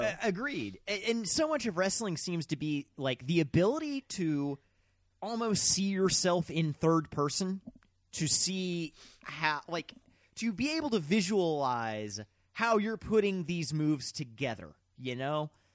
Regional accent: Mississippi, United States; we're from Mississippi

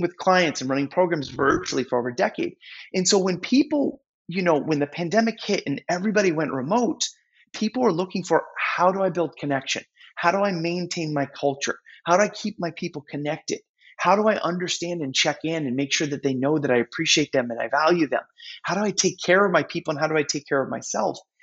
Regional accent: New England, United States; I'm from New England

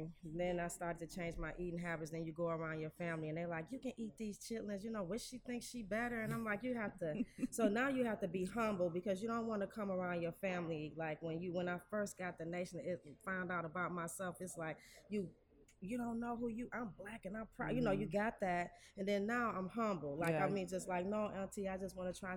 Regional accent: Detroit, Michigan, United States; I'm born and raised in Detroit

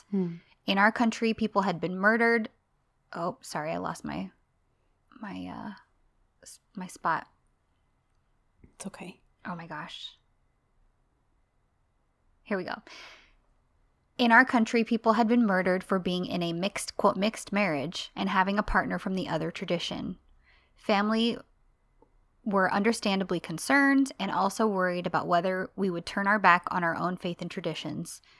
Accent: Northern Ireland, United Kingdom; I grew up in North Ireland during the Troubles. For my entire childhood and teens, there was violence and conflict based around religious and cultural differences between Catholics and Protestants.

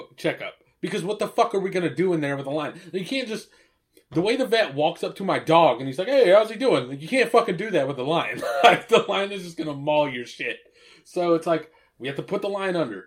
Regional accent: Asheboro, North Carolina, United States; We grew up in Asheboro

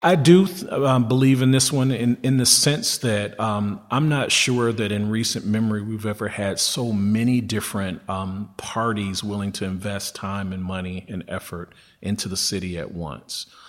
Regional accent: Detroit, Michigan, United States; born and raised in Detroit

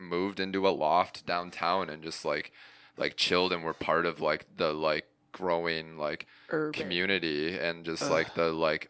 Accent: California, United States; I don't know if I mentioned I'm from the Bay Area.

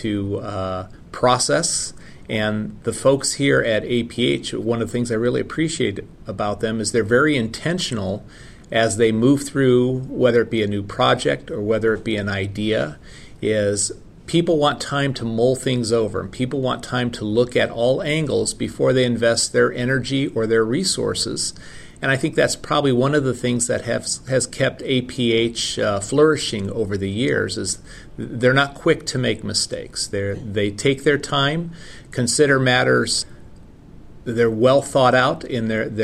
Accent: Ohio and Kansas, Midwest, United States; moved away as an adult; also born or lived in West Coast; now in Kentucky, United States; I grew up in Ohio and Kansas, so came from the Midwest

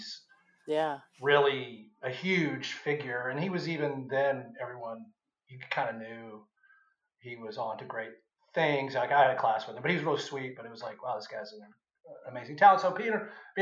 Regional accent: Memphis, Tennessee, United States; also born or lived in New York; I grew up like in East Memphis.

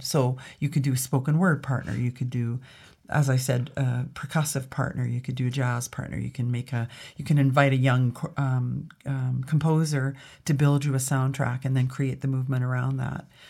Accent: Alberta, Canada; also born or lived in Grande Prairie, Alberta / Edmonton, Alberta / Toronto, Ontario; I was raised in Alberta and I was in Edmonton by the time I was twelve.

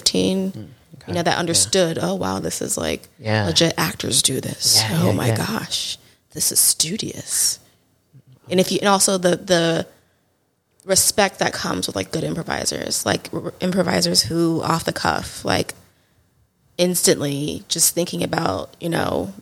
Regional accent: Houston, Texas, United States; I'm from Houston, born and raised Houston, Texas

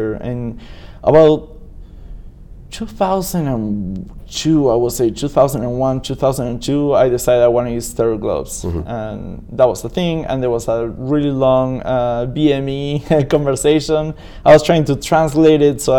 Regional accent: Buenos Aires, Argentina; English is a second language; moved away as an adult; also born or lived in Michigan / Las Vegas; now in Lafayette, United States; I'm a piercer from Buenos Aires, Argentina. I'm born in Buenos Aires, Argentina. I now live in Lafayette, California.

